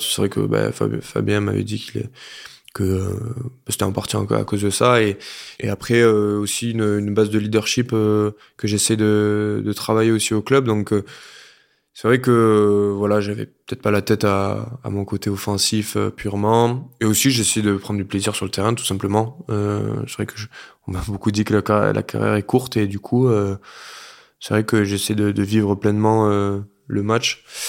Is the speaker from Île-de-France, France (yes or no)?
no; Lot, half an hour from Cahors, Occitania, France; now in Pau, France; j'ai grandi du coup dans le Lot à une demi-heure de Cahors